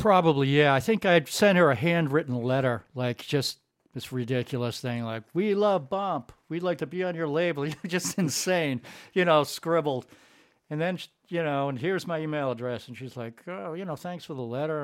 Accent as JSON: {"language": "English", "town": "East Greenwich", "region": "Rhode Island", "country": "United States", "tie": "born or raised there", "also_born_or_lived": "New York", "moved": "as an adult", "said": "I grew up outside Providence in a town called East Greenwich"}